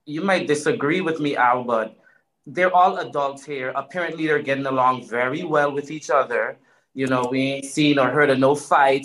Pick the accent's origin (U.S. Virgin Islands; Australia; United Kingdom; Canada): U.S. Virgin Islands; moved away; I'm West Indian. My dad's Guyanese. My mother's from St. Lucia. I grew up on St. Croix in the U.S. Virgin Islands.